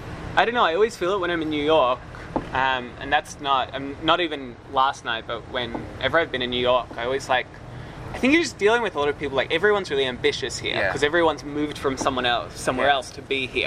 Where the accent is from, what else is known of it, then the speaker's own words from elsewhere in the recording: Melbourne, Victoria, Australia; moved away; I'm from Melbourne